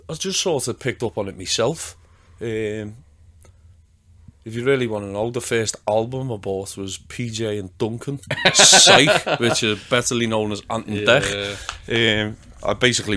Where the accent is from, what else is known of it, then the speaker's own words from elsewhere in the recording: Liverpool, North West England, United Kingdom; I am from Liverpool